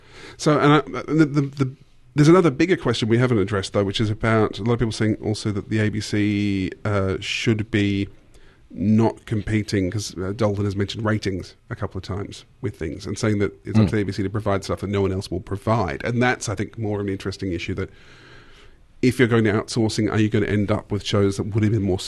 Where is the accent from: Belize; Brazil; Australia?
Australia; You know I'm Aussie